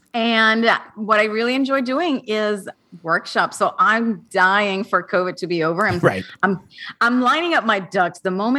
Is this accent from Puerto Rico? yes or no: yes; Puerto Rico; English is a second language; moved away as an adult; also born or lived in Syracuse; I grew up in Puerto Rico.